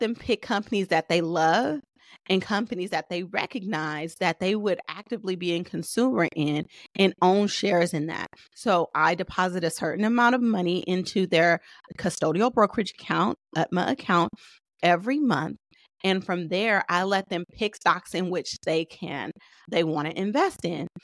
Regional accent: Oakland, California, United States; I'm from Oakland

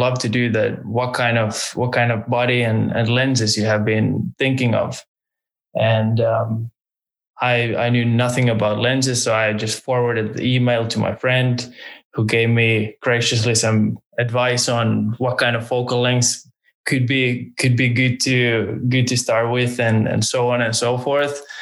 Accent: Finland; moved away as an adult; also born or lived in Tallinn, Estonia / United States; now in Norway; I now live in Norway, but I was raised in Finland, originally born in Tallinn, but I barely spent any time there. I would say I was born and raised in Finland

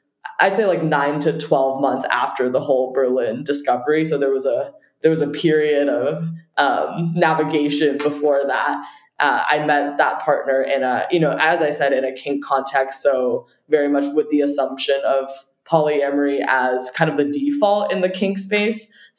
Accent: Beijing, China; I will say I did grow up internationally as well. And so I came from different culture altogether. I grew up partially in Beijing, where the dating culture is very different.

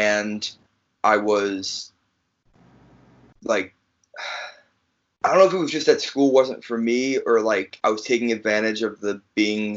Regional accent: Chicago, Illinois, United States; also born or lived in New Jersey; I'm from Chicago, but I was originally born in New Jersey

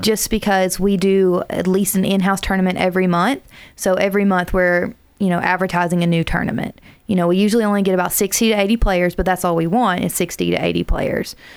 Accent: South Alabama, United States; now in Huntsville, United States; I'm originally from South Alabama

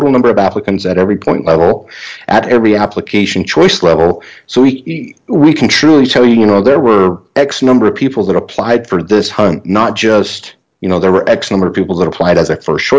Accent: Utah, United States; I spent most of my hunting season in my home state of Utah. I drew a limited entry archery elk tag last year in an area that I grew up in the central part of the state

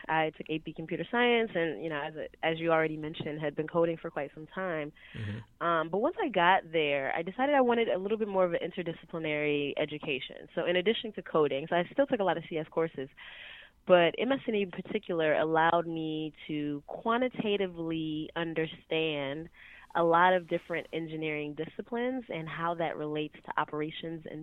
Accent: Washington, District of Columbia, United States; now in San Francisco, United States; I was born in Southeast DC, like in the okay. hood.

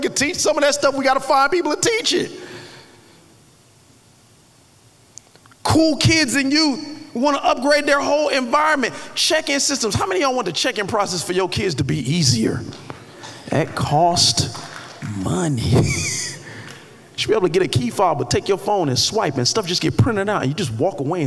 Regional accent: Miami Gardens, Florida, United States; moved away; When I was growing up in Carroll City

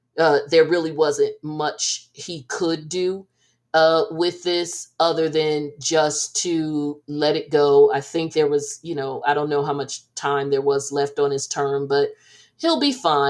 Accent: New Jersey, United States; I'm from Jersey

